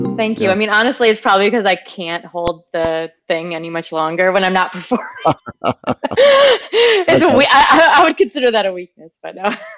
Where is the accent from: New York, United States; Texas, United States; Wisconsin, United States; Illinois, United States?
Wisconsin, United States; growing up in Wisconsin in the woods